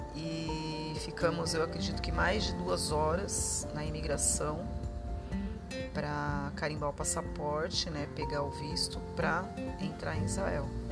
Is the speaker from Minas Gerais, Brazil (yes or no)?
no; Diadema, São Paulo, Brazil; eu sou de São Paulo, nasci em Diadema, né? Região do ABC paulista.